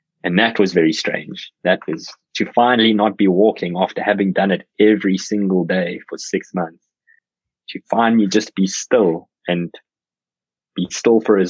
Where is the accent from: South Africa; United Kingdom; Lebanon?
South Africa; I'm South African